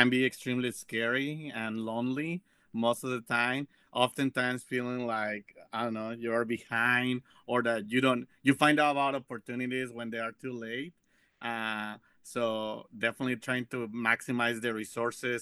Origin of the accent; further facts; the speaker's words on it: Mexico; now in Las Vegas, United States; I am originally from Mexico